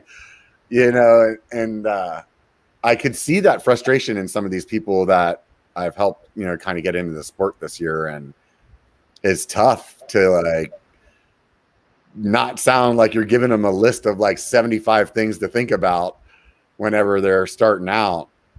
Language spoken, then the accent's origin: English; California, United States; Yeah it's kind of crazy to think about as a Californian, you know.